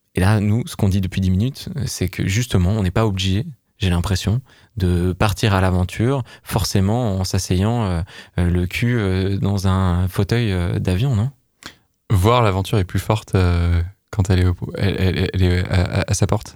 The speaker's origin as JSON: {"language": "French", "country": "France", "said": "On est français"}